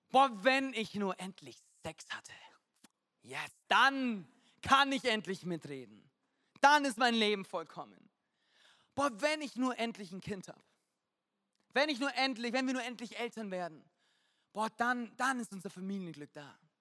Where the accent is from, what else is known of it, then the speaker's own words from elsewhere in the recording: Munich, Bavaria, Germany; München äh, meine Heimat